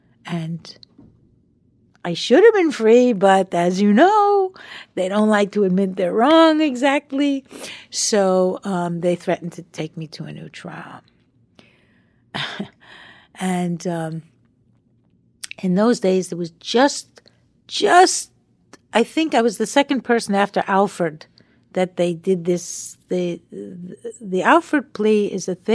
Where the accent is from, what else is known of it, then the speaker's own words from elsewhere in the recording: Long Island, New York, United States; moved away; we were kids growing up on Long Island together